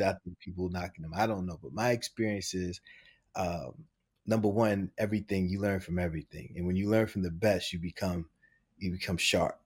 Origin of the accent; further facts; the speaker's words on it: New York City, New York, United States; I'm from the Bronx.